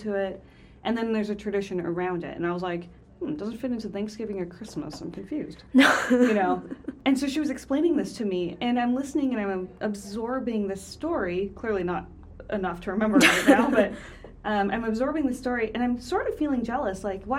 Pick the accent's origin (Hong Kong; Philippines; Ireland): Hong Kong; also born or lived in Minnesota; But my parents really developed kind of an insular household in the sense that I felt like we grew up in Minnesota as an island inside Hong Kong, and you'd go out into Hong Kong, but it almost felt like a completely different world